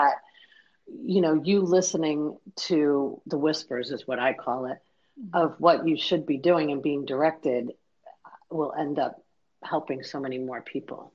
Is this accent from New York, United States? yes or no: yes; New York, United States; moved away as an adult; now in Florida, United States; I'm from New York originally